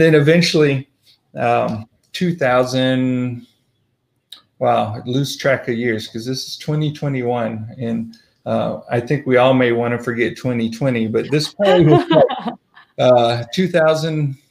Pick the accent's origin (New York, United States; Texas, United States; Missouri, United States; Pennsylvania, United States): Missouri, United States; St. Louis, rural; moved away as an adult; also born or lived in Southern California, United States; I was born in St. Louis, grew up in Southern California for a little while. We moved back to rural Missouri